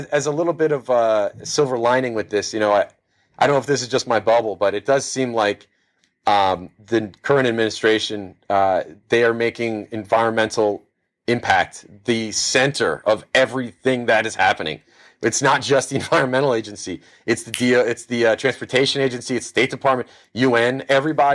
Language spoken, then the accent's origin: English; Miami Beach, Florida, United States; I'm from Miami Beach, to be totally specific